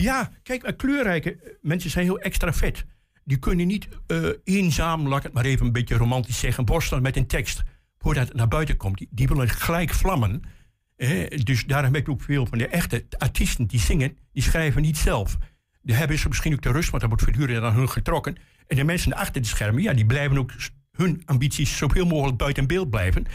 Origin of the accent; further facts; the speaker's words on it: Hengelo, Overijssel, Netherlands; ik kom uit Hengelo